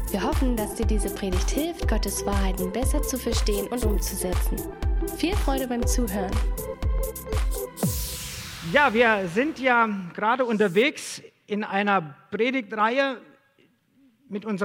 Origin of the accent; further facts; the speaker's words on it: Hesse, Germany; moved away as an adult; now in Dresden, Germany; Ich komme ursprünglich aus Hessen und ich habe ähm, Sozialpädagogik studiert